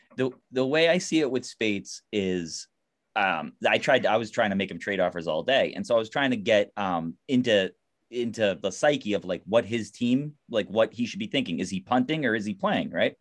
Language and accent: English; Baltimore, Maryland, United States; I'm from Baltimore